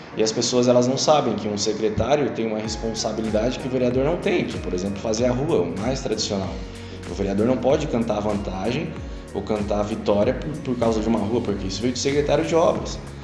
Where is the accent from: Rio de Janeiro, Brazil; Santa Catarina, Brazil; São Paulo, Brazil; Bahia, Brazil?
Santa Catarina, Brazil; Araranguá; also born or lived in Florianópolis; Cresci em Araranguá, Morei por 10 anos em Florianópolis, mas nunca deixando essa cidade incrível